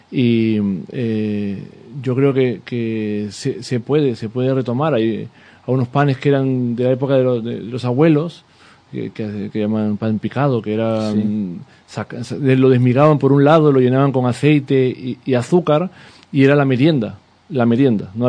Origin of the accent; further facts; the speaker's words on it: Peru; now in Seville, Spain; yo no soy de aquí, yo soy, soy peruano, cuando vine a, vivir aquí a, Sevilla